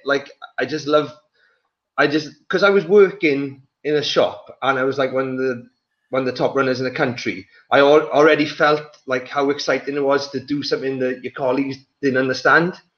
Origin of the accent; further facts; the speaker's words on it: the valleys in Wales, United Kingdom; also born or lived in Johannesburg, South Africa / England; I was born in Johannesburg in South Africa, uh, and then I moved to Wales when I was three or four